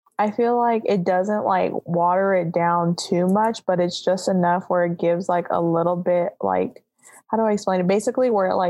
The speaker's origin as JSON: {"language": "English", "area": "Central Valley", "region": "California", "country": "United States", "said": "I'm from the Central Valley"}